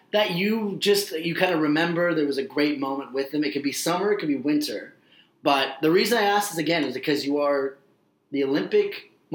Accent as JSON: {"language": "English", "country": "Canada", "said": "we as Canadian fans"}